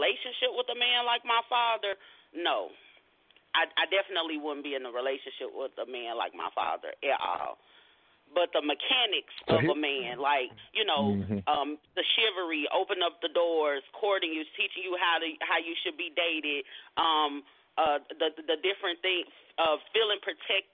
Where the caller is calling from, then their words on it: Arlington, Texas, United States; I am calling from Arlington, Texas.